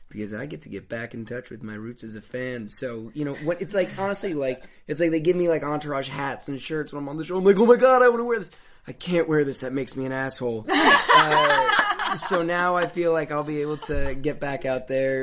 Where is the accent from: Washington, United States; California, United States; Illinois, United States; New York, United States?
New York, United States; Woodstock; moved away; also born or lived in Manhattan, New York / Toronto / Los Angeles; I was born in Manhattan, and then I lived there until I was about 7 years old. Then we moved upstate to Woodstock, New York.